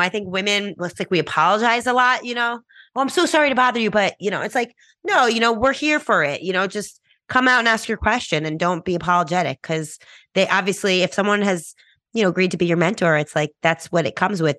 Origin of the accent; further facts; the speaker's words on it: New York, United States; I'm from New York, you know, I'm very blunt, straightforward, fast-talking New Yorker.